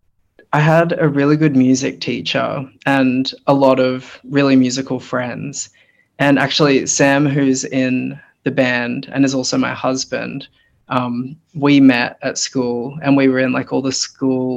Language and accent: English; Brisbane, Queensland, Australia; also born or lived in New Zealand; my family moved here when I was like 6 weeks old. I was born in New Zealand and then we moved to Brisbane, and I've been living here ever since